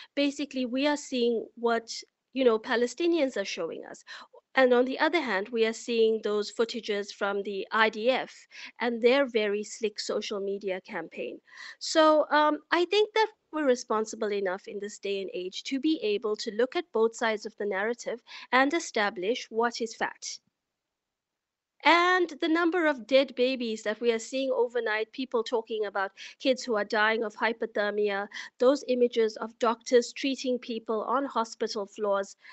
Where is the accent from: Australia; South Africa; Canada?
South Africa; now in Istanbul, Turkey; as a South African